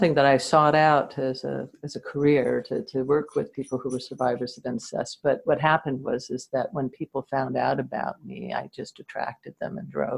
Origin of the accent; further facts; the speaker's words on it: New Jersey, United States; I lived in New Jersey, just outside of New York, during the Cuban Missile Crisis. We had air raid drills all the time